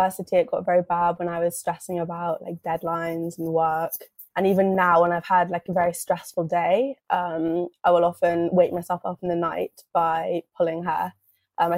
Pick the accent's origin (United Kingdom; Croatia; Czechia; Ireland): United Kingdom; London; I'm from London.